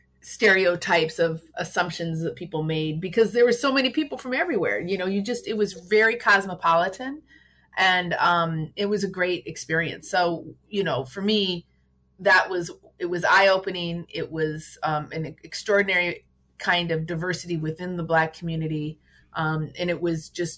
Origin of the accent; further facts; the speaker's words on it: St. Paul, Minnesota, United States; moved away as an adult; also born or lived in Washington, District of Columbia, United States / New York; now in Los Angeles, United States; I'm from St. Paul, and I grew up there.